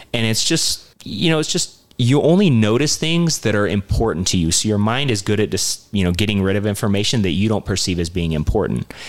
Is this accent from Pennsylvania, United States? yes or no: no; St. George, Utah, United States; growing up in St. George, I moved here when I was 12